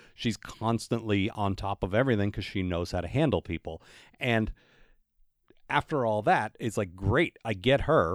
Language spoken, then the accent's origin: English; United States; growing up in America